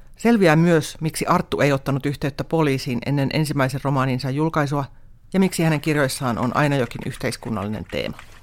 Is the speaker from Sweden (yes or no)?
no; Pori, Satakunta, Finland; moved away; Koska olen itsekin Porista kotoisin